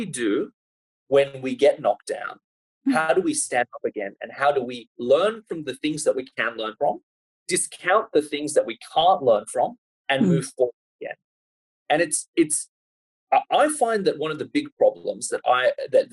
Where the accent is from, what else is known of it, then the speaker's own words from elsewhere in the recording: Sydney, New South Wales, Australia; I grew up in Sydney, and Sydney is a pretty, it's a lot more cosmopolitan now than it was when I was growing up. But I grew up sort of on the North Shore